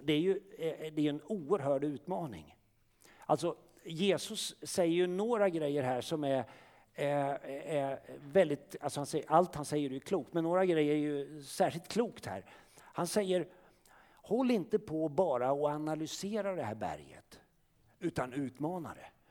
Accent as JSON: {"language": "Swedish", "country": "Sweden", "said": "som svenskar, vi är födda här"}